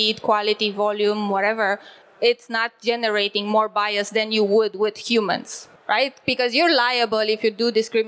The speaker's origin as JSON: {"language": "English", "country": "Romania", "moved": "as an adult", "lives_now": "Berlin, Germany", "said": "I live currently in Berlin. I'm originally from Romania"}